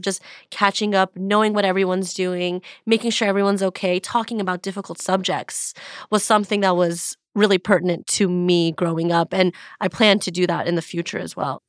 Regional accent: Beverly Hills, California, United States; growing up in Beverly Hills and having parents that were, you know, Persian Jewish immigrants

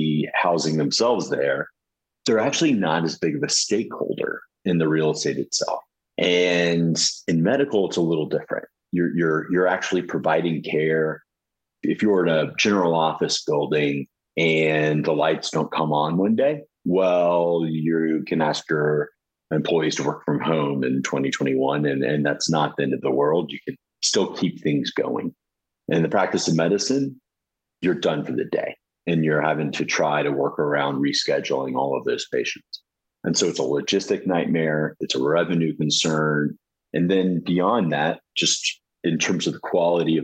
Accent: Atlanta, Georgia, United States; So I'm originally from Atlanta, Georgia

